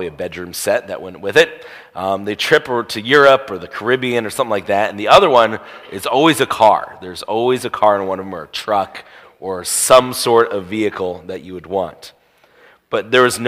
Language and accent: English; Indiana, United States; I grew up in Indiana.